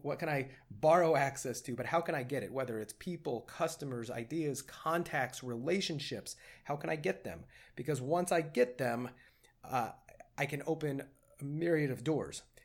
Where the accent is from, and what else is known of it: Edwardsville, Illinois, United States; born or raised there; moved away